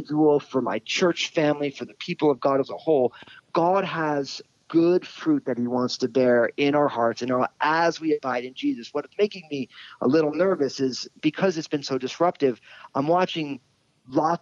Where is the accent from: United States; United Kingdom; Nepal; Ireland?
United States; New Jersey; I'm all Italian from New Jersey